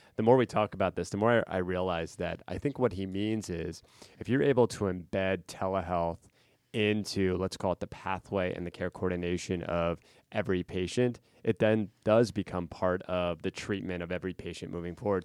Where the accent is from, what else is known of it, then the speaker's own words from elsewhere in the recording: central Pennsylvania, United States; my hometown in central P